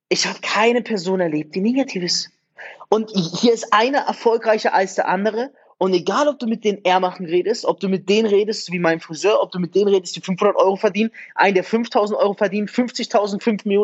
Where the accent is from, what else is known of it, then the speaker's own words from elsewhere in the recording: Germany; moved away; wenn ich an meine Heimat denke, eigentlich meine Heimat, an Deutschland denke und mir denke, ich habe schon gar keine Lust zurückzugehen